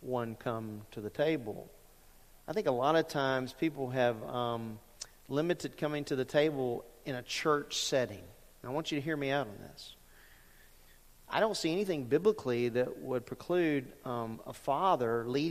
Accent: Lake Charles, Louisiana, United States; moved away; when I was growing up at 1600 Sunset Drive in Lake Charles, Louisiana

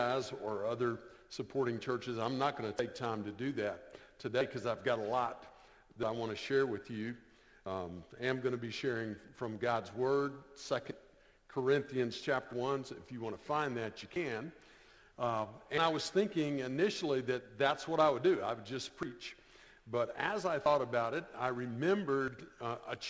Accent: Florida, United States; I grew up in a non-Christian home. I'm from Florida

